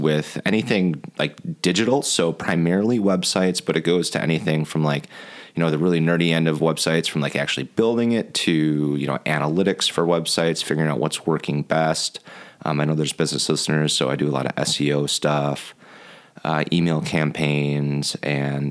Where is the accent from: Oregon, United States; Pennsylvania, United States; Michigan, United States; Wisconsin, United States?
Wisconsin, United States; Cedarburg; we're both from Cedarburg